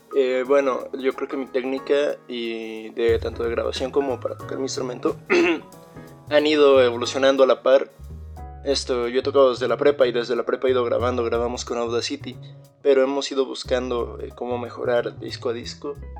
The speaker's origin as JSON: {"language": "Spanish", "town": "Ixmiquilpan", "region": "Hidalgo", "country": "Mexico", "tie": "born or raised there", "said": "Somos una banda de Exmiquilpan Hidalgo, nos conocimos cuando éramos niños en los Boy Scouts"}